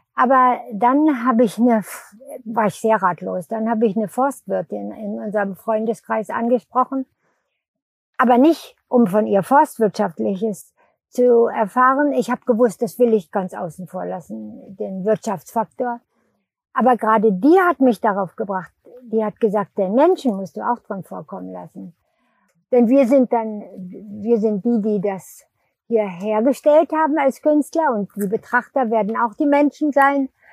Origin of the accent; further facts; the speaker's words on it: Lüneburg Heath, Lower Saxony, Germany; bin ich auf dem Bauernhof, wo die Eltern hingeflüchtet sind, groß geworden in der Lüneburger Heide